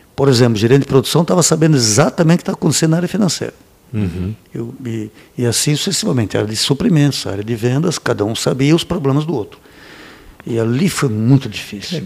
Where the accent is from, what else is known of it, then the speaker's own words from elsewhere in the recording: Braço do Norte, Santa Catarina, Brazil; Nasci em, eh, em Braço do Norte